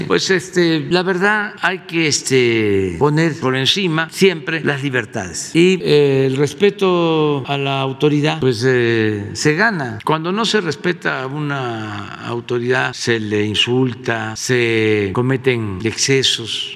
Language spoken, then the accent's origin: Spanish; Mexico; como mexicanos